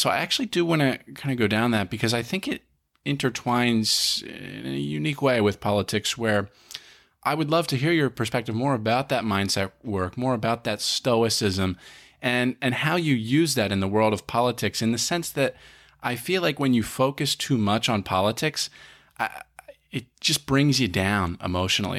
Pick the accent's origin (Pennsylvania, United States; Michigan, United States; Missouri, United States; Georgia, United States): Pennsylvania, United States; Collegeville; born or raised there